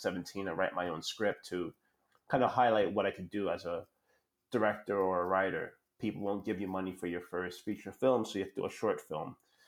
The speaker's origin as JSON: {"language": "English", "town": "New York City", "region": "New York", "country": "United States", "tie": "born or raised there", "said": "I'm born and raised in New York City"}